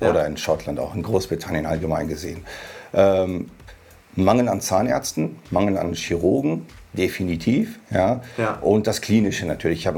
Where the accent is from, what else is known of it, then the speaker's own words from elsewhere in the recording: Hanover, Lower Saxony, Germany; Tatsächlich in Hannover geboren.